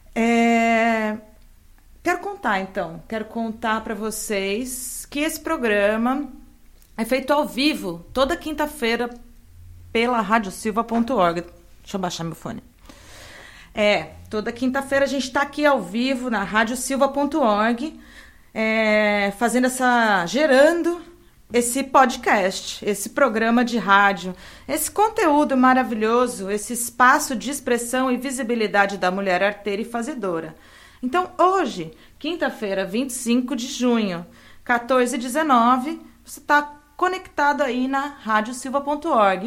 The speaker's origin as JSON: {"language": "Portuguese", "town": "São Carlos", "region": "São Paulo", "country": "Brazil", "tie": "born or raised there", "lives_now": "Santos, Brazil", "said": "São Carlos, minha terra natal"}